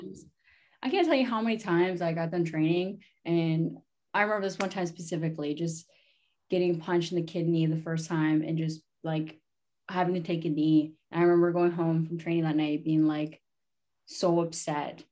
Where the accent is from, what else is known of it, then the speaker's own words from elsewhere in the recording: Sarnia, Ontario, Canada; I'm from Sarnia, Ontario. Uh, my reserve is called Omgenong. Um, I was born and raised there.